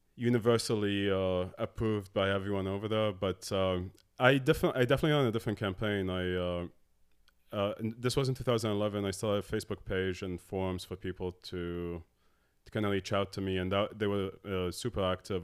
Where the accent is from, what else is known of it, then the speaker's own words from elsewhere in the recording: Abu Dhabi, United Arab Emirates; moved away as an adult; also born or lived in Dallas, United States / Morocco; I was born and grew up in Abu Dhabi. Uh, my family's Moroccan